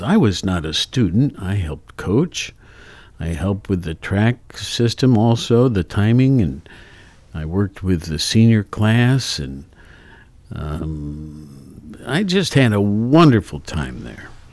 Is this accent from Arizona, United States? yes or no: no; Worthington, Ohio, United States; I'm from Worthington